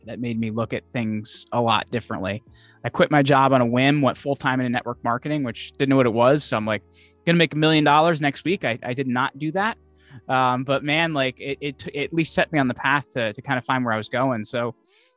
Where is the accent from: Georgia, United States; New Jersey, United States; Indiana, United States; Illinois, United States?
New Jersey, United States; Northwestern; I grew up in New Jersey, but like over the border in New Jersey from Pennsylvania